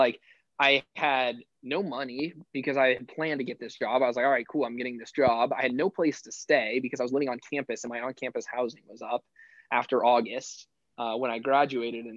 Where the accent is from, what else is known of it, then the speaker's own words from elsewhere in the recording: Phoenix, Arizona, United States; moved away as an adult; also born or lived in Miami; now in New York, United States; I'm from Phoenix, Arizona, and I went back to Phoenix.